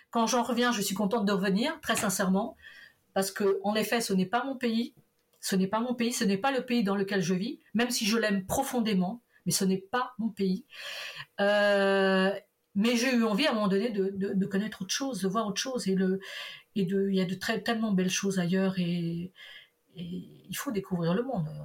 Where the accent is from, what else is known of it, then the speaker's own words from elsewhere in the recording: Portugal; on la comprend très bien, surtout quand on est portugais, on, arrive bien à la comprendre.